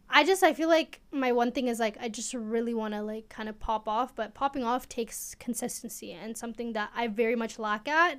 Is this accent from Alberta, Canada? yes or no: yes; Edmonton, Alberta, Canada; also born or lived in Eritrea; Edmonton, Alberta